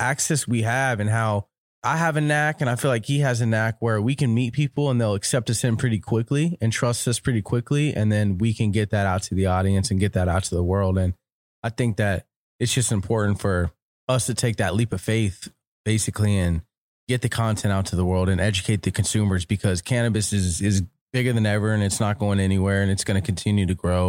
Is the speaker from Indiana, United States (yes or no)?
no; Florida, United States; We're originally from Florida. Okay. He's from the West Coast of Florida. I'm from the East Coast of Florida. We moved out to California.